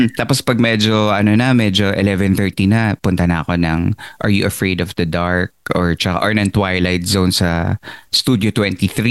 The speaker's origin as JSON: {"language": "Tagalog", "country": "Philippines", "moved": "yes", "lives_now": "United States", "said": "as a Filipino immigrant here in the United States"}